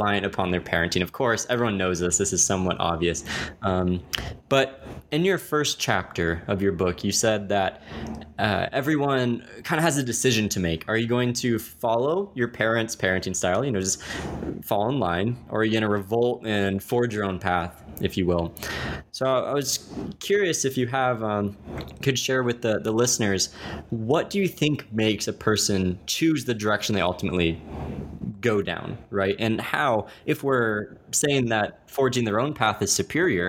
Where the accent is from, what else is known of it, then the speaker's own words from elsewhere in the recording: Texas, United States; I grew up in Texas